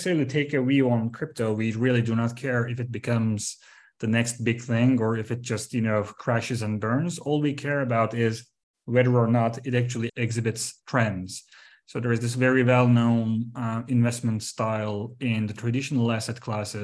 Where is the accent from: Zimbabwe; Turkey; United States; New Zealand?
Turkey; moved away as an adult; also born or lived in London; I was born and raised in Turkey, and then I studied here in Istanbul